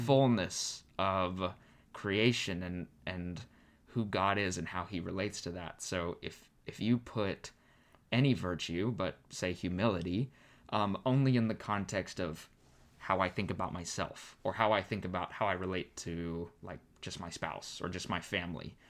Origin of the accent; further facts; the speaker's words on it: Arizona, United States; moved away as an adult; also born or lived in California; I'm born and raised in Arizona